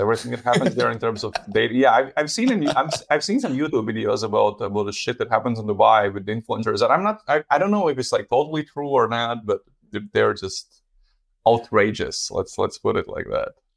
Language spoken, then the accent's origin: English; Latvia; moved away; I'm originally from Latvia